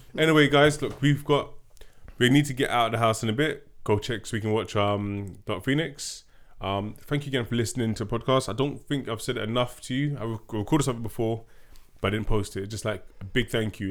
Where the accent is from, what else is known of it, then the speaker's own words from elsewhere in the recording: London, United Kingdom; we're two Londoners